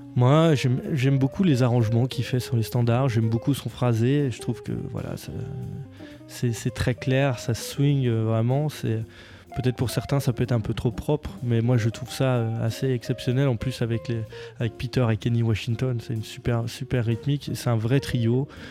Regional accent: near Beaune, Bourgogne-Franche-Comté, France; pas très loin de chez moi, à Beaune.

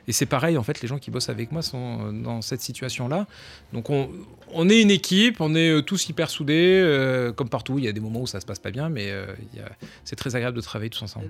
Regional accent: Montpellier, Occitania, France; moved away as an adult; now in Paris, France; je viens du sud de la France, donc j'ai un tempérament un peu méditerranéen, je viens de Montpellier.

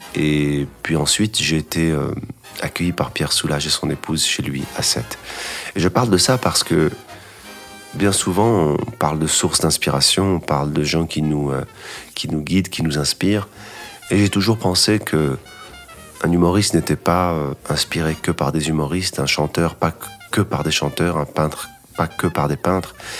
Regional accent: Casablanca, Casablanca-Settat, Morocco; moved away; also born or lived in Paris / Los Angeles / New York; c'est un piano d'enfance que j'avais euh, quand j'étais petit à Casablanca

